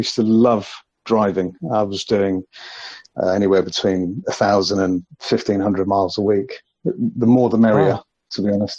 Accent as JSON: {"language": "English", "region": "London", "country": "United Kingdom", "tie": "born or raised there", "said": "I was born and raised in London, went to school, high school, college, all of that kind of stuff"}